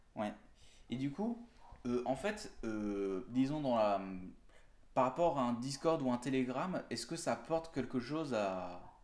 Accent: southern France, France; je suis du sud

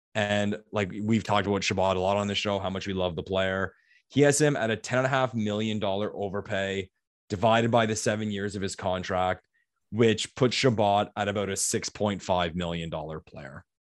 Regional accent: Ottawa, Ontario, Canada; my hometown, Ottawa

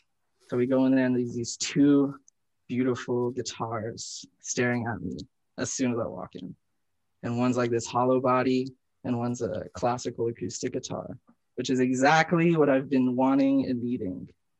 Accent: Tulsa, Oklahoma, United States; also born or lived in Columbia, South Carolina / Broken Arrow, Oklahoma; I kind of just always grew up in Tulsa.

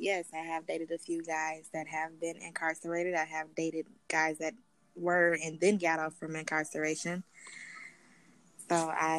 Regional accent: Minneapolis, Minnesota, United States; I am from Minneapolis, Minnesota. Yeah, I'm from Minneapolis, Minnesota. It's super cold here. We have a lot of snow.

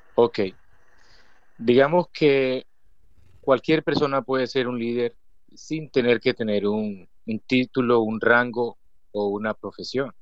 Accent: Cesar, Colombia; also born or lived in Valledupar, Cesar, Colombia; now in Bosconia, Colombia; soy de Colombia.

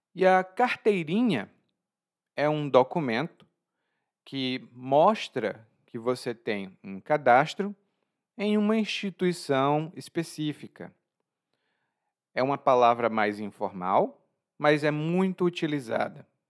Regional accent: Brazil; como sou brasileiro

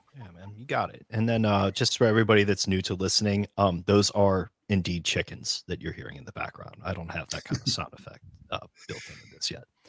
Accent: United States; come from a region of the United States where people will fist fight each other in bars over their jerseys

